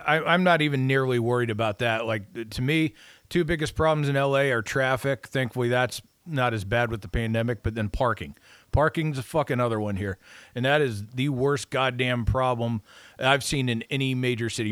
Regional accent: United States; I'm a red-blooded American

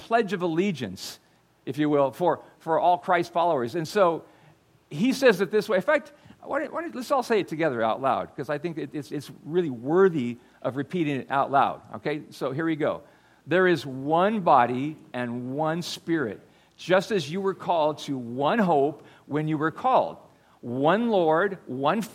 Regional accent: United States; I grew up in America

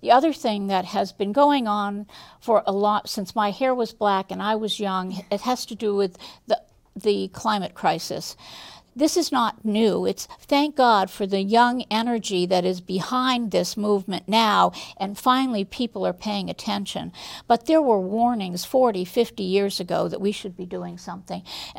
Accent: Massachusetts, United States; now in Burlington, United States; So I've lived in Burlington. I came here from Massachusetts and went to school at UVM. And decided to stay, like a lot of students do.

